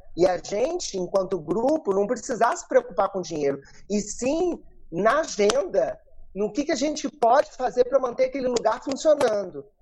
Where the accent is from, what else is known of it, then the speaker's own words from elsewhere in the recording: Rio de Janeiro, Brazil; moved away as an adult; also born or lived in Lumiar; now in Nova Friburgo, Brazil; Eu sou do Rio de Janeiro e estou aqui em Friburgo, na verdade, há cinco anos.